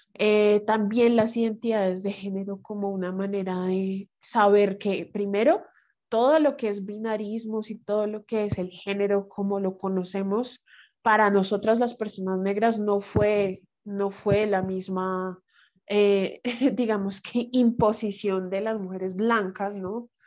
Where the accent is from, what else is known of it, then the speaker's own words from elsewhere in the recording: Bogotá, Colombia; accent: bogotano; Yo soy afro bogotana soy negra de Colombia